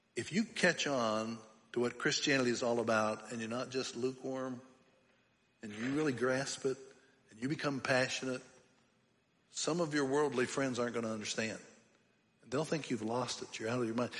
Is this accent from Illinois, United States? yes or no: no; Pennsylvania, United States; I grew up in Pennsylvania